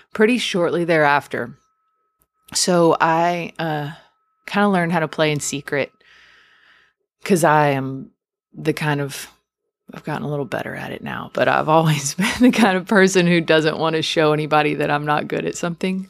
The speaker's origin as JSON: {"language": "English", "area": "outside of Houston", "region": "Texas", "country": "United States", "tie": "born or raised there", "also_born_or_lived": "near San Antonio, Texas", "said": "I'm from Texas. I grew up outside of Houston, and now I live outside of San Antonio"}